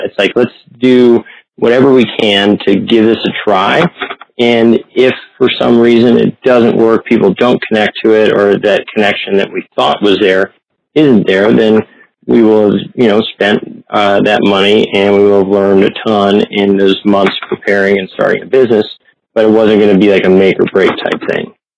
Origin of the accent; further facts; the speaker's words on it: Columbus, Ohio, United States; also born or lived in northern Ontario; I grew up in Columbus, Ohio, uh, but spent a lot of time in northern Ontario